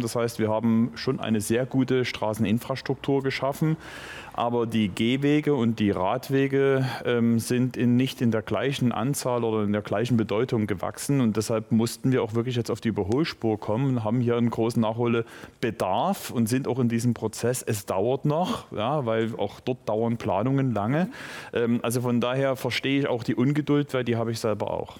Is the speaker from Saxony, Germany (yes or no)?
yes; Moritzburg, Saxony, Germany; Und ich komme nun vom Lande aus Moritzburg. Das heißt, wir sind mit den Fahrrädern umhergefahren, die Wälder gehörten uns. Das war halt sozusagen unser Fortbewegungsmittel in der Jugend selbstverständlich.